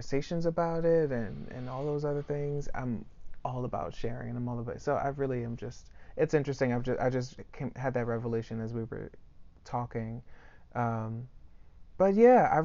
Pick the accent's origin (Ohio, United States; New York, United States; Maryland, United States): Maryland, United States; Prince George's County; I grew up in Prince George's County